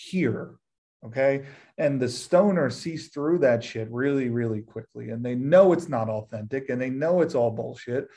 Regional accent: Philadelphia, Pennsylvania, United States; moved away; I'm from Philly

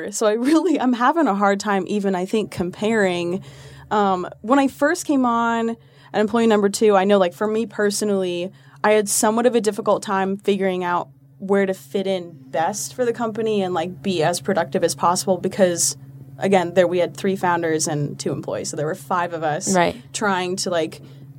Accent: Colorado, United States; also born or lived in Texas; I'm from Colorado originally, and then we moved to a small town in Texas, and I acclimated pretty well to Texas

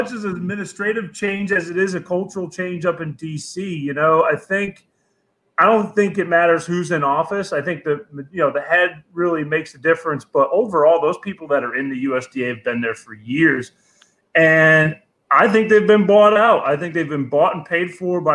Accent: Connecticut, United States; moved away; I'm from New England originally. So I grew up with the plant. You know, yeah. I mean, it was decriminalized in my home state of Connecticut

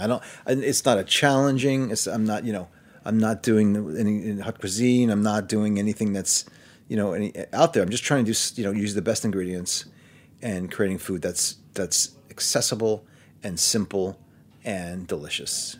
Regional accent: New York City, New York, United States; moved away as an adult; also born or lived in Manhattan, New York; I'm from Brooklyn, and I've lived in Manhattan since college

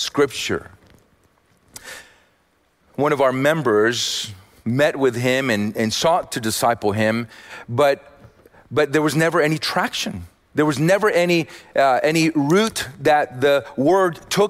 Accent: Austin, Texas, United States; I'm from Austin

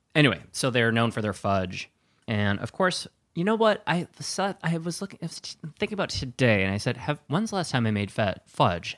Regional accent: Wisconsin, United States; I grew up in Wisconsin

